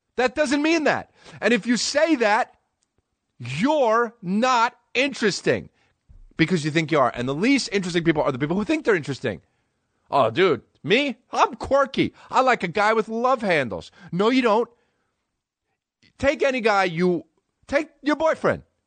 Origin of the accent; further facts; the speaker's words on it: New Jersey, United States; now in Los Angeles, United States; I'm from New Jersey